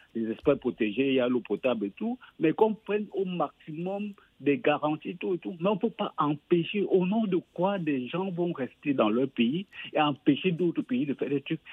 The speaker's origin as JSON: {"language": "French", "country": "Cameroon", "moved": "yes", "said": "le Cameroun, mon pays d'origine"}